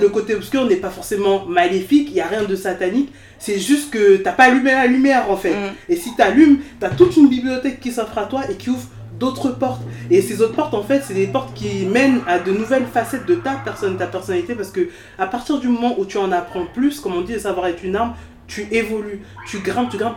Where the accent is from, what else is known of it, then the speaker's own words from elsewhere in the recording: France; Je suis née en France, je suis hein française, je suis ah, française de sol, certes, mais j'ai grandi en France aussi